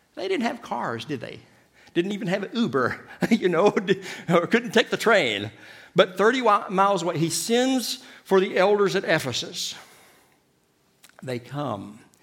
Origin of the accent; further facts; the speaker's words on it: Kentucky, United States; now in Madrid, Spain; I'm from Kentucky